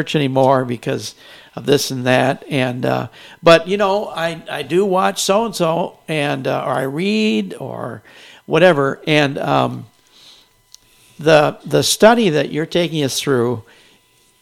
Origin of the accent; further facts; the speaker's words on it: Grand Rapids, Michigan, United States; moved away as an adult; I grew up here in Grand Rapids, Michigan